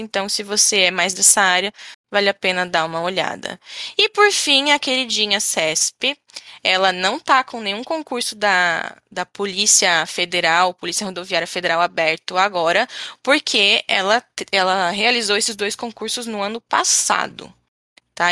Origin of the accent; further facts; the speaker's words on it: Florianópolis, Santa Catarina, Brazil; a gente é aqui de Florianópolis